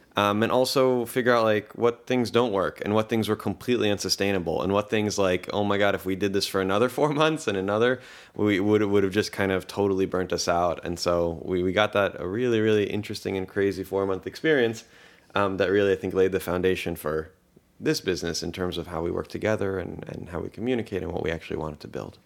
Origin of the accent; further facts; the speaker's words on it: Baltimore, Maryland, United States; English is a second language; also born or lived in Tel Aviv, Israel; I was born in Tel Aviv in Israel. Uh, when I was five, uh, the family moved to Baltimore